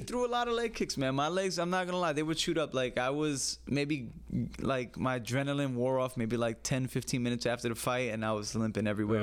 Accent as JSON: {"language": "English", "town": "New York City", "region": "New York", "country": "United States", "tie": "born or raised there", "said": "I grew up in the Bronx"}